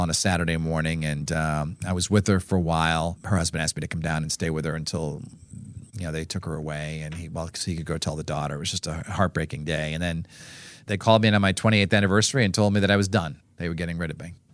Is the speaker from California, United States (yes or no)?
no; Norwood, Massachusetts, United States; I grew up in Norwood, Massachusetts